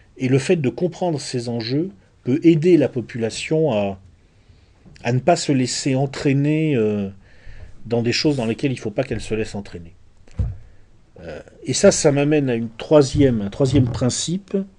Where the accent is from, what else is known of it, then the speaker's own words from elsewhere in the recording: France; chez nous en France